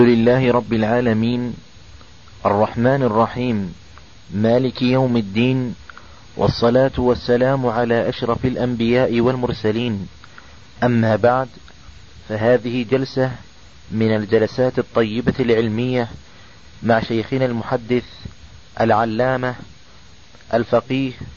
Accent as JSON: {"language": "Arabic", "town": "Riyadh", "region": "Riyadh Province", "country": "Saudi Arabia", "said": "عندنا في الرياض"}